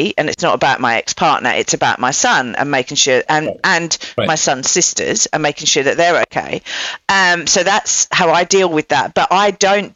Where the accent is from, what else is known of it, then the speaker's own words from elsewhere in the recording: England, United Kingdom; moved away as an adult; now in United States; I'm English as well